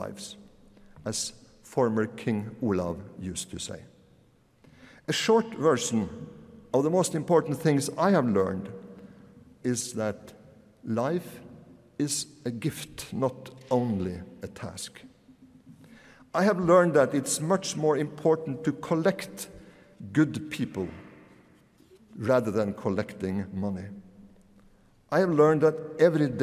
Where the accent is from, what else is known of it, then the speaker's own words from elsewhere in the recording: Møre og Romsdal, Norway; When I grew up in Romsdal on the west coast in the 1960s